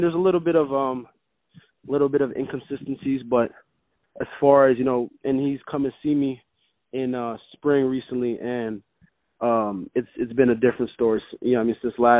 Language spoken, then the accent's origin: English; Montreal, Quebec, Canada; now in Florida, United States; I'm from Montreal originally